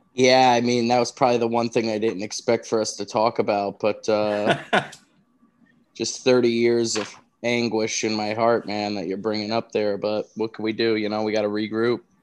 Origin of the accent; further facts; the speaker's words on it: New Haven, Connecticut, United States; I grew up in New Haven, Connecticut